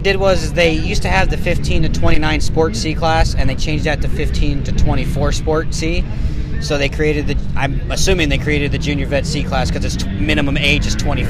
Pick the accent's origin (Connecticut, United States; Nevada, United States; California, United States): Nevada, United States; Las Vegas; I'm from Las Vegas, Nevada. I was born and raised there.